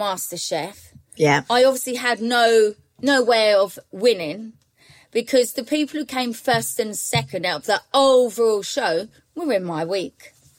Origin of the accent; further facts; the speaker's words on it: Manchester, North West England, United Kingdom; Hey, I'm from Manchester.